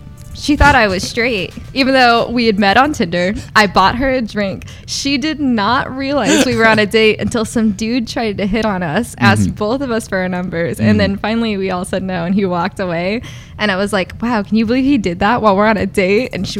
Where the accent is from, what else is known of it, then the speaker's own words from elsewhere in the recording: Dallas, Texas, United States; now in Austin, United States; Yeah, I'm from Dallas, too.